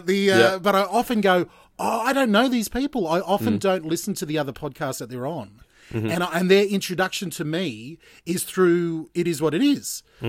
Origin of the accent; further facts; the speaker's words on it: Gold Coast, Queensland, Australia; also born or lived in Brisbane; now in Geelong, Australia; I was born in Brisbane and raised on the Gold Coast. So I consider myself a Queenslander. Living down here in Geelong.